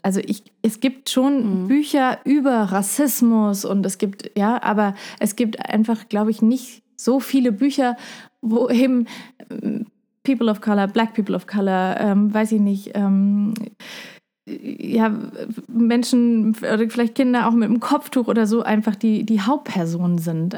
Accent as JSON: {"language": "German", "town": "Heidelberg", "region": "Baden-Württemberg", "country": "Germany", "tie": "born or raised there", "also_born_or_lived": "Puerto Rico", "said": "ich bin ja in Puerto Rico aufgewachsen und in Heidelberg"}